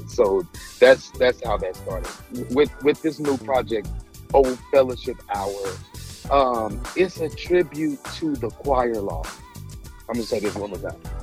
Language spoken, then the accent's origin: English; Indianapolis, Indiana, United States; moved away as an adult; now in Houston, United States; I'm originally from Indianapolis, of course, and I moved to Houston, Texas about uh, a year and a half ago